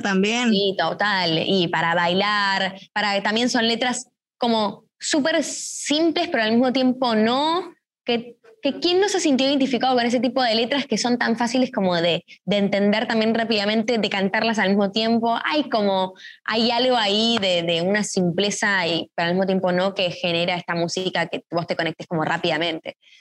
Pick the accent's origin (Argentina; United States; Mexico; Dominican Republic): Argentina; siendo dos argentinas